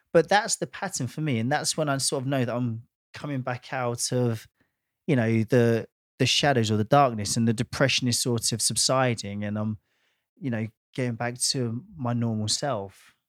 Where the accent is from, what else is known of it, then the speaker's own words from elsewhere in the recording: Watford, East of England, United Kingdom; my hometown of Watford